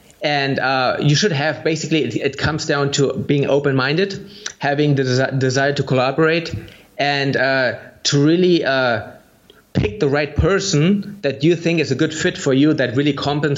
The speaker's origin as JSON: {"language": "English", "country": "Germany", "second_language": "English", "said": "because I'm from Germany and you're from the US"}